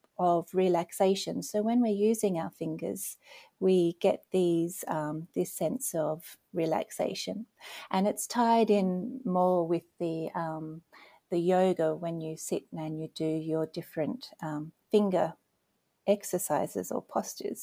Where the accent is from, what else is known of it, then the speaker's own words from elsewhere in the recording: Australia; moved away as an adult; now in Nova Scotia, Canada; You may have heard that I have an accent. So originally I'm from Australia and I'm living now in Nova Scotia, Canada